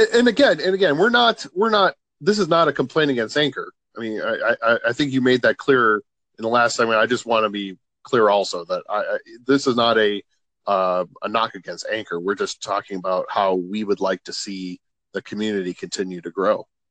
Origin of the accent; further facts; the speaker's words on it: Chicago, Illinois, United States; moved away as an adult; since we've moved from Chicago